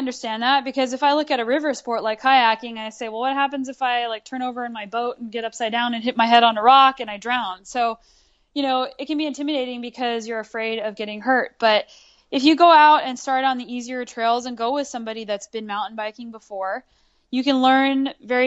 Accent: Albuquerque, New Mexico, United States; I grew up in Albuquerque, New Mexico

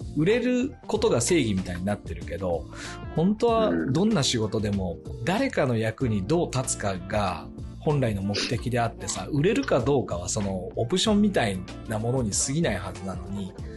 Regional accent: Japan; born or raised there; moved away as an adult

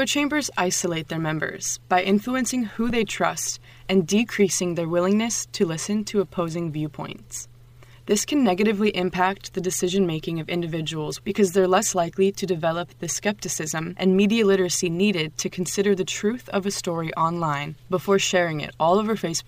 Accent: Sarasota, Florida, United States; now in Leiden, Netherlands; I'm from Sarasota, Florida, and I'm a senior at Webster University Leiden

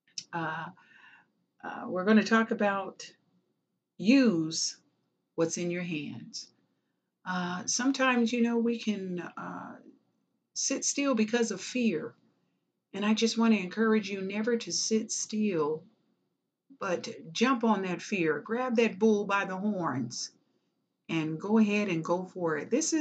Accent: Los Angeles, California, United States; also born or lived in Kansas City, Missouri; raised in California. Yes, in a place you want to call SWATs. Yes, the hood

